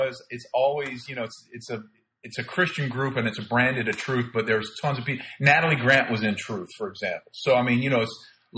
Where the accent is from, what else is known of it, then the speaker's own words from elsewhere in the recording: Plant City, Florida, United States; moved away as an adult; also born or lived in Miami, Florida; I grew up in Plant City, Florida from the time I was in sixth grade